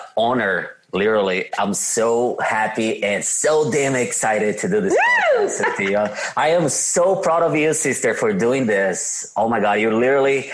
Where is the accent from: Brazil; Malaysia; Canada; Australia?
Brazil; São Paulo; accent: Brazilian; English is a second language; now in United States; I am from São Paulo, Brazil. São Paulo is just like a New York City, let's say like that. You can tell by my badass accent that I'm from Brazil